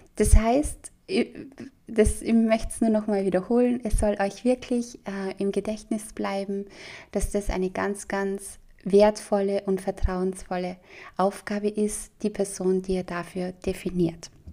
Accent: Austria; bei uns in Österreich

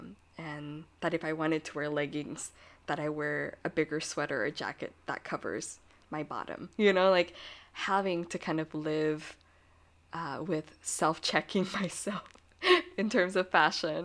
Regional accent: United States; I was born here and I'm American

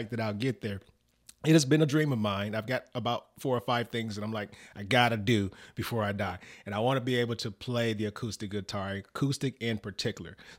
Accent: the South, United States; accent: country; I grew up in the South

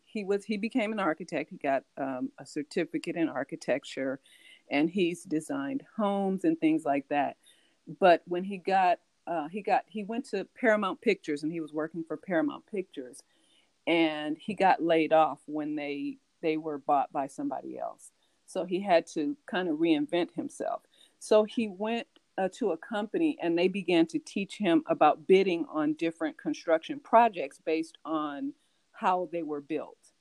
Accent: California, United States; also born or lived in New York; I was born in New York, and I've been in California since I was five years old

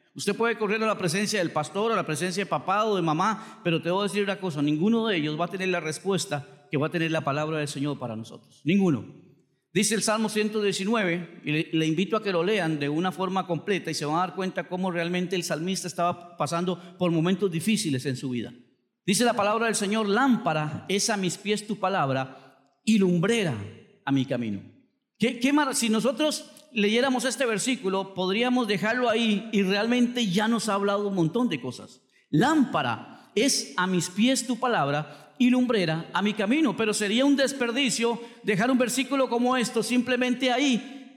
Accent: Costa Rica; usted me puede dejar en cualquier lugar en mi país que yo voy a llegar a mi casa sin ningún problema

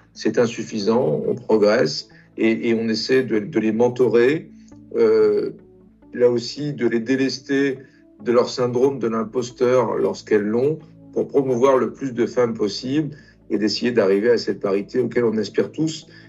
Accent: France; also born or lived in Italy; Je suis arrivé en France à l'âge de, de 5 ans. Je suis italien d'origine

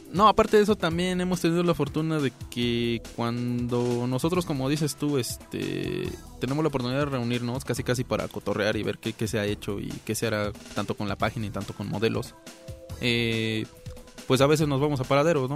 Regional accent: Mexico; como mexicanos

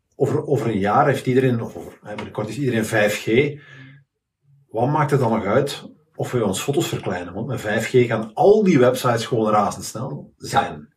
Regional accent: Leuven, Flanders, Belgium; moved away; Ik ben van Leuven afkomstig

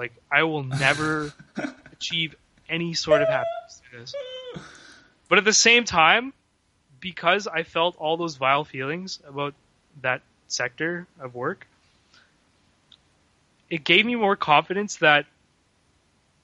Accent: Canada; also born or lived in Vancouver; I grew up in Canada

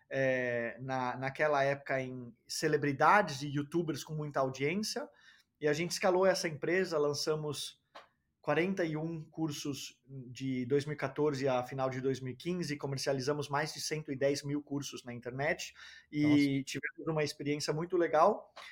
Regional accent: Denmark; also born or lived in Brazil; Eu nasci no Brasil, foi de família dinamarquesa norueguesa, é, mas eu fui criado, fui para a Dinamarca logo cedo na vida, com quatro anos de idade, cresci na Dinamarca, fui escolarizado na Dinamarca, fiz faculdade na Dinamarca

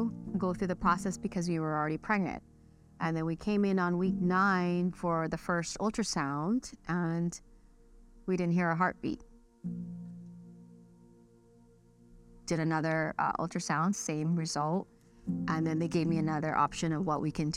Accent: Long Beach, California, United States; also born or lived in Philippines; I grew up in Long Beach

